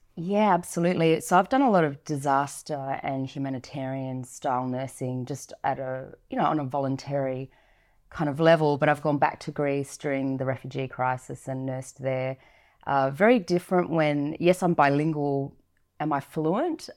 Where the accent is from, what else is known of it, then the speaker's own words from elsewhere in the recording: Goods Island, Gulf of Carpentaria, Queensland, Australia; I was born here in Australia, but both my parents migrated over. And I grew up in a remote community up in the Gulf of Carpentaria of Australia, so Good Island, up in a remote island.